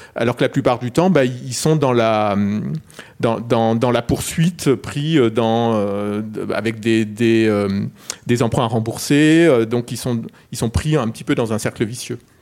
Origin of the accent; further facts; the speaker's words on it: Perpignan, Occitania, France; je viens de Perpignan